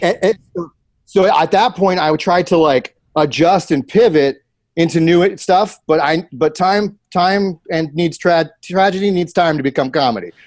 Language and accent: English; Columbus, United States; moved away; my hometown, Columbus